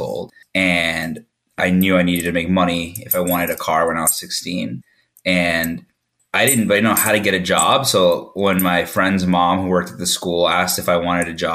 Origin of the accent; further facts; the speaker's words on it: Massachusetts, United States; I grew up in Massachusetts